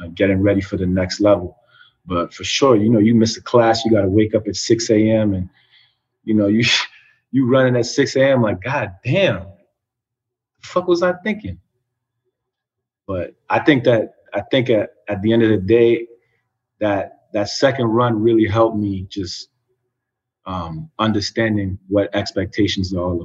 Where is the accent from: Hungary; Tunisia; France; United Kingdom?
France; Paris, Île-de-France; moved away; also born or lived in New York City, United States; I was born in New York City, and then when I was about 3-4 years old, we moved back to France, to Paris